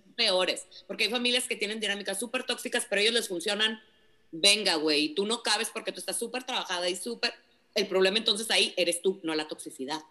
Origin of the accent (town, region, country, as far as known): Mexico